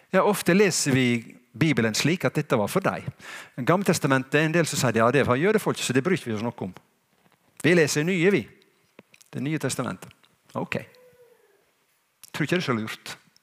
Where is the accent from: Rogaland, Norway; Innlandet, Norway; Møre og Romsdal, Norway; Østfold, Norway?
Møre og Romsdal, Norway; Sunnmøre; jeg er jo en skikkelig sunnmøring, for jeg vet at jeg, min slekt går langt tilbake i tid her på Sunnmøre.